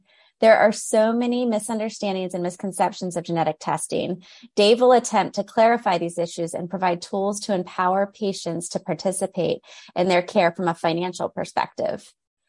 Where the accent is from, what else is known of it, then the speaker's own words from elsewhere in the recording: Atlanta, Georgia, United States; Ironically, we are both in Atlanta, Georgia. Doesn't happen too often that the host is in my hometown, so it's exciting.